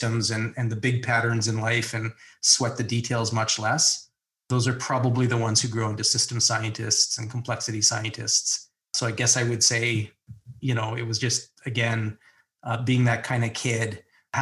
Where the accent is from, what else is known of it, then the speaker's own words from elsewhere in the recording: Toronto, Ontario, Canada; I grew up in Toronto in sort of the northeast suburbs